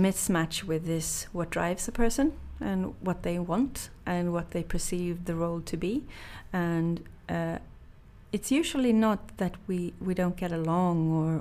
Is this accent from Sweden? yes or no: yes; Sweden; growing up in Sweden